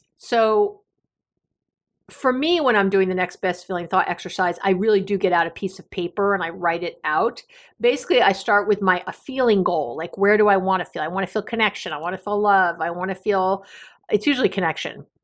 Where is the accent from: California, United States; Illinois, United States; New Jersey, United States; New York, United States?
New York, United States; New York City; Growing up in New York City